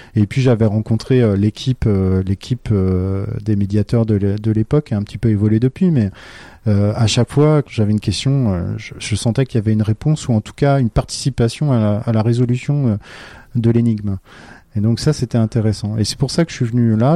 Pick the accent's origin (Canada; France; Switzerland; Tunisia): France; Brittany; je suis breton